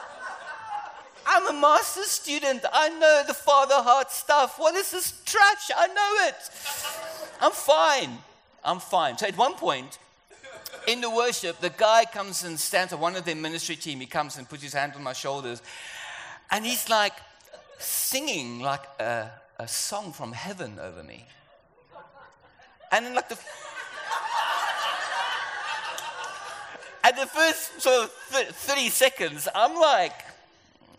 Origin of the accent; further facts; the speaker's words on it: South Africa; moved away; also born or lived in London; I'm South African, or you can hear my accent is different